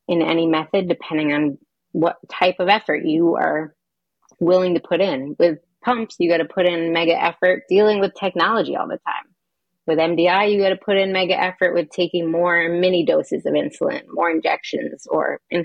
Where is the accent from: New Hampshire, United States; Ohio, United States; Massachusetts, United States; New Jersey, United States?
New Hampshire, United States; Hanover; I grew up in Hanover, New Hampshire